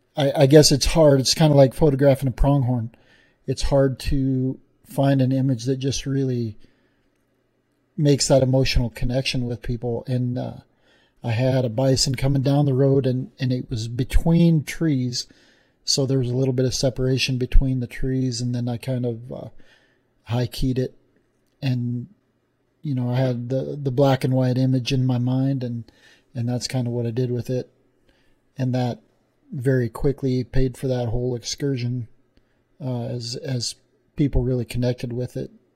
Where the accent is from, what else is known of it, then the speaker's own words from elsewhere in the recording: Wyoming, United States; in, in Wyoming, even got to be in my home state